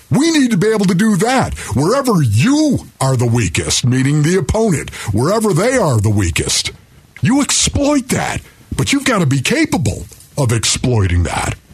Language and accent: English; Orchard Park, New York, United States; moved away; born and raised in Orchard Park, New York, where the Bills are.